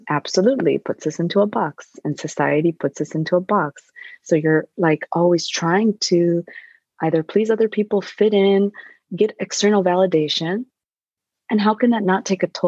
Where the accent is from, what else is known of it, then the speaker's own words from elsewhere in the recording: Midwest, United States; now in New York, United States; I grew up in the Midwest